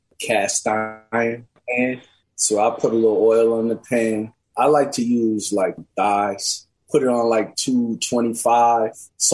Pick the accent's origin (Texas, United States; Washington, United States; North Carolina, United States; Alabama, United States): Washington, United States; Seattle; who I grew up with here in Seattle.